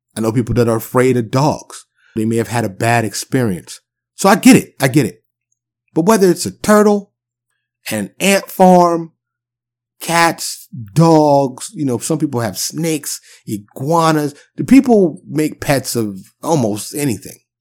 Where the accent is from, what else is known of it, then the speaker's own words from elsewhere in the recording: New York City, New York, United States; moved away as an adult; now in Texas, United States; I'm born and raised in New York City. I'm a New York native, but I do live in, in the South now, I live in Texas